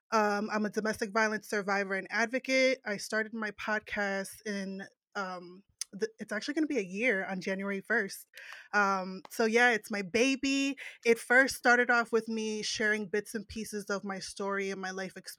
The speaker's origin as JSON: {"language": "English", "region": "New Jersey", "country": "United States", "said": "Because I'm from Jersey, so I curse."}